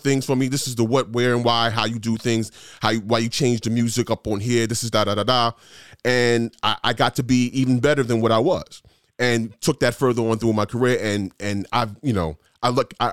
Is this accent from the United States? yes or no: yes; New York City, New York, United States; moved away; I came from New York. I was blessed enough to get my second radio job was at WBLS in New York City, city where I grew up.